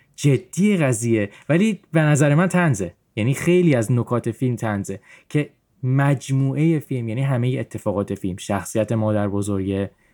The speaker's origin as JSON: {"language": "Persian", "country": "Iran", "tie": "born or raised there", "said": "من به عنوان کسی که تو ایران بزرگ شدم"}